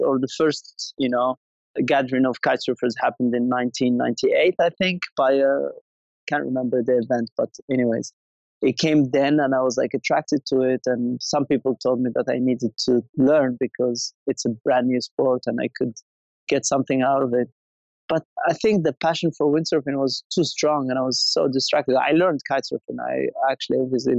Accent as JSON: {"language": "English", "town": "Essaouira", "region": "Marrakesh-Safi", "country": "Morocco", "tie": "born or raised there", "moved": "yes", "said": "I was born and raised in Essaouira"}